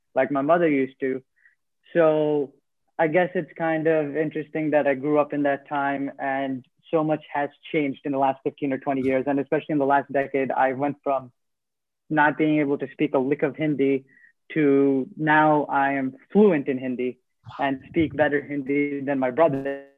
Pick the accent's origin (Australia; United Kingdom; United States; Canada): United States; New Jersey; also born or lived in Queens, New York; when I was seven years old, I moved to New Jersey, where I've lived ever since